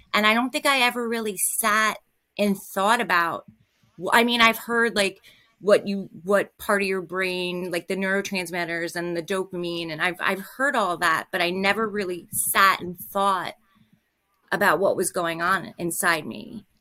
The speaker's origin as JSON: {"language": "English", "region": "New Jersey", "country": "United States", "said": "I'm from New Jersey"}